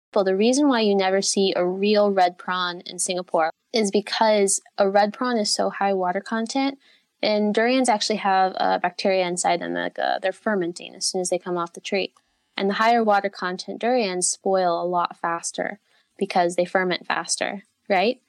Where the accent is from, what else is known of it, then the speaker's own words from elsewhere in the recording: United States; moved away; I am originally from the United States